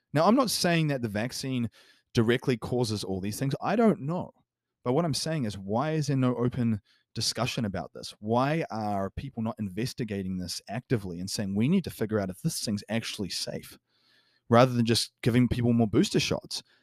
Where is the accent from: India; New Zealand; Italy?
New Zealand; New Zealand, for example, my home country